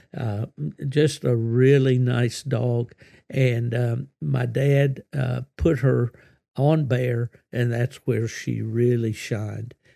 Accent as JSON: {"language": "English", "region": "West Virginia", "country": "United States", "said": "my home state of West Virginia"}